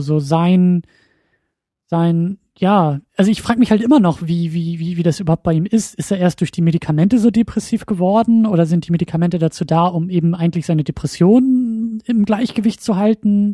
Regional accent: Husum, Schleswig-Holstein, Germany; moved away as an adult; now in Kiel, Germany; nachdem ich selber meinen Heimatort verlassen habe

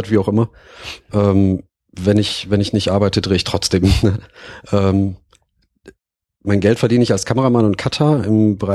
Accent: Essen, North Rhine-Westphalia, Germany; Ja, ich komme aus Essen.

